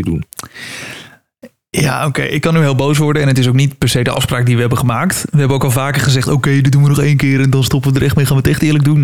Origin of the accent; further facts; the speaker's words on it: Netherlands; als Nederlanders